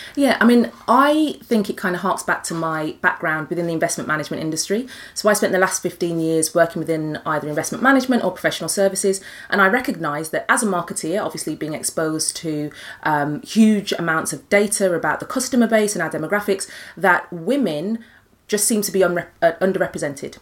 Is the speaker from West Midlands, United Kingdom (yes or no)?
yes; Birmingham, West Midlands, United Kingdom; as a Brummie